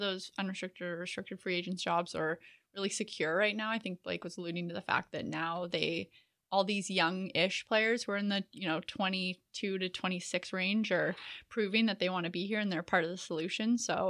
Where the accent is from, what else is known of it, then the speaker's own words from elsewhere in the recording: Canada; I mean, I can't talk accents. I'm Canadian.